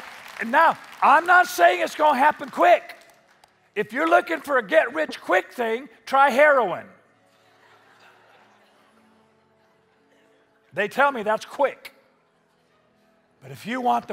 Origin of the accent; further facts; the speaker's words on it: Spanaway, Washington, United States; I grew up in Spanaway. We have pickup trucks